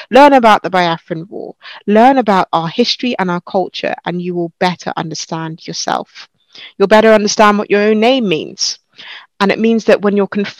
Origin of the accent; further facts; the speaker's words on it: United Kingdom; I'm a British-born Nigerian by background.